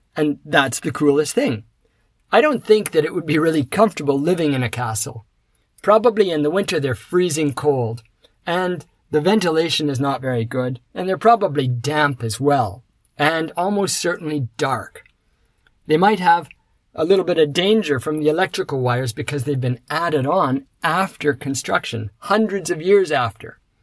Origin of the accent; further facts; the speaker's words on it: Canada; now in Osaka, Japan; I come from Canada